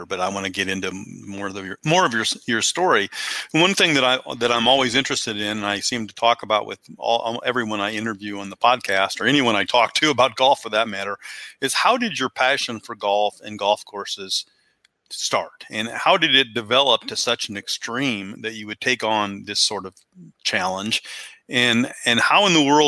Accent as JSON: {"language": "English", "town": "Fort Wayne", "region": "Indiana", "country": "United States", "tie": "born or raised there", "said": "I grew up in Fort Wayne, Indiana"}